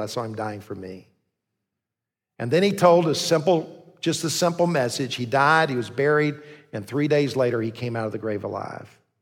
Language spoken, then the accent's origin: English; Columbia, South Carolina, United States; I grew up in Columbia, went to the Citadel